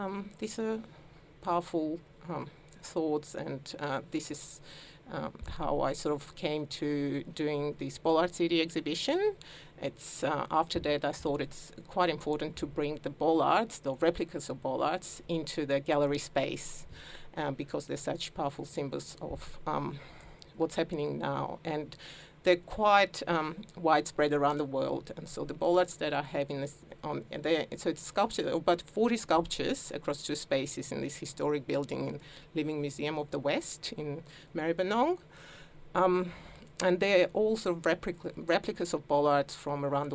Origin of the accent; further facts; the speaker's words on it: Georgia; now in Melbourne, Australia; as a child I sort of lived through a turbulent time of some war, and Georgia. I come from Georgia